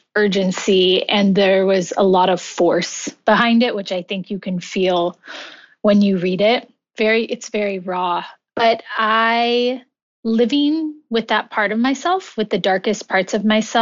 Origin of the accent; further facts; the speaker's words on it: California, United States; moved away as an adult; also born or lived in New York City; I returned home to California